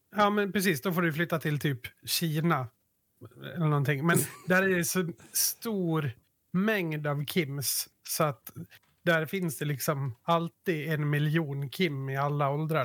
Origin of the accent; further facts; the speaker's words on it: Yttermalung, Dalarna County, Sweden; vi utgår bara från Yttermalung nu, där vi växte upp